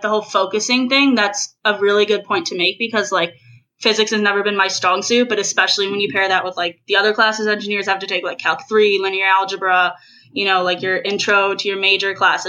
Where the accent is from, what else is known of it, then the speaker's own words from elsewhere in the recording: Chicago, Illinois, United States; I'm from Chicago, Illinois.